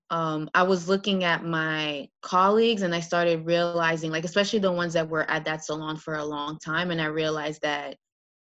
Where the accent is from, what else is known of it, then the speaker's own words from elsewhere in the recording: Montreal, Quebec, Canada; moved away as an adult; now in New York City, United States; I was actually born and raised in Montreal